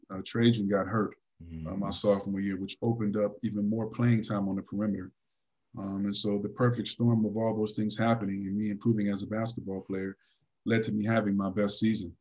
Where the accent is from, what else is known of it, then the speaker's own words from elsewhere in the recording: California, United States; I'm from California